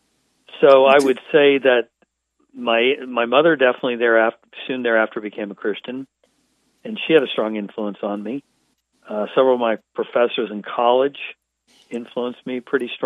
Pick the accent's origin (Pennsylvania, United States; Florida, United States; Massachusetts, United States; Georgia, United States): Pennsylvania, United States; Western; moved away; also born or lived in Wilmington, North Carolina; I grew up in Western Pennsylvania, north of Pittsburgh, in a very rural area